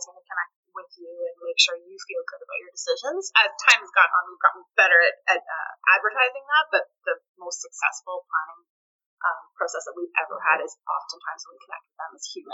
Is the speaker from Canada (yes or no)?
yes; Richmond, British Columbia, Canada; we're from Richmond and we're the same age